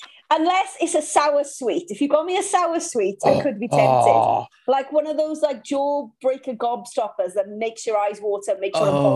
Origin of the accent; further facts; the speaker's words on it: Caerphilly, Wales, United Kingdom; Kefili in South Wales.